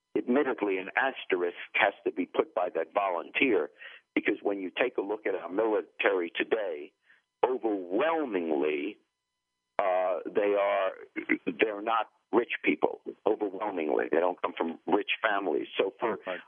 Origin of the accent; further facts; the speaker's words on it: New York, United States; also born or lived in England; I grew up in New York